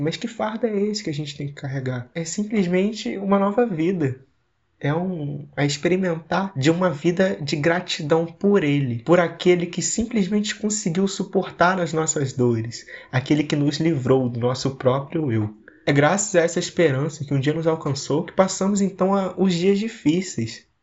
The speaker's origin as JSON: {"language": "Portuguese", "town": "Vila Velha", "region": "Espírito Santo", "country": "Brazil", "said": "sou de Vila Velha, no Espírito Santo, tenho 18 anos"}